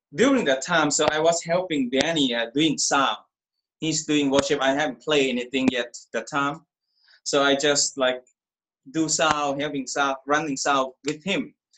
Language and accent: English; Thailand; I'm from Thailand. I grew up Buddhist